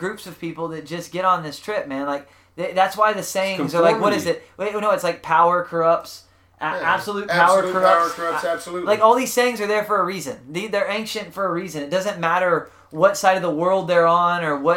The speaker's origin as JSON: {"language": "English", "region": "South Texas", "country": "United States", "said": "I was from South Texas"}